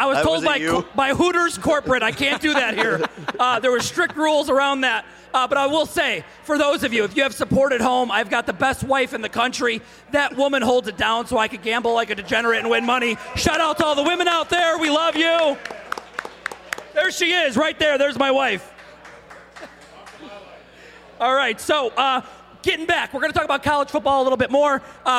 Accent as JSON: {"language": "English", "town": "Chicago", "region": "Illinois", "country": "United States", "tie": "born or raised there", "said": "I grew up in Chicago, and anyone knows that Chicago is like, it's Italian village. I'm Italian and Greek. I grew up there, born and raised"}